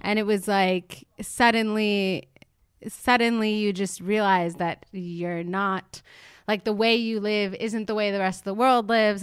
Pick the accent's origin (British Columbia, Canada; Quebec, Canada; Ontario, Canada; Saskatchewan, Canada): Quebec, Canada; Montreal; moved away; a classic Montreal attitude on my part